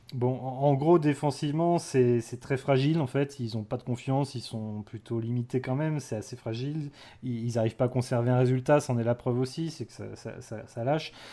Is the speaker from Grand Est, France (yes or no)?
no; Saint-Pern, Brittany, France; saint pern euh, mon village natal